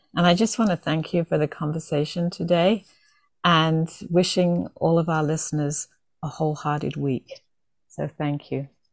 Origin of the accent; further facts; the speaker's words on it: England, United Kingdom; growing up, especially in um, England